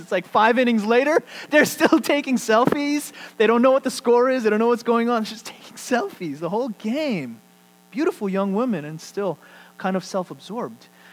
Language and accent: English; United States; as American Christians